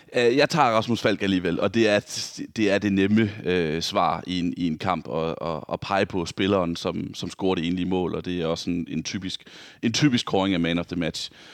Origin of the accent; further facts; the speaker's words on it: Vejle, Southern Denmark, Denmark; moved away; jeg var hjemme i Vejle, hvor jeg kommer fra